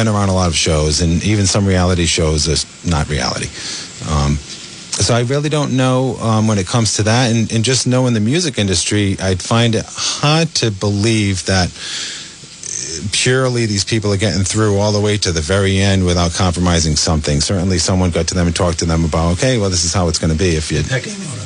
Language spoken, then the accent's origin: English; Rhode Island, United States; accent: New England / Rhode Island; my New England accent or Rhode Island accent